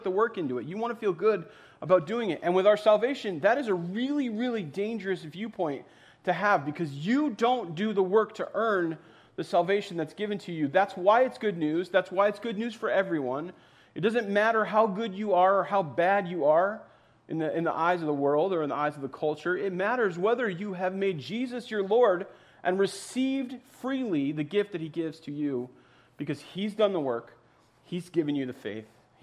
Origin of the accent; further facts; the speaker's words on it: East Coast, United States; now in Minnesota, United States; I grew up on the East Coast